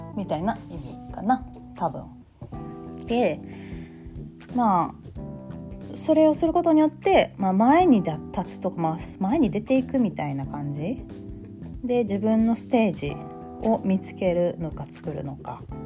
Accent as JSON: {"language": "Japanese", "region": "Kansai", "country": "Japan", "accent": "Kansai-ben"}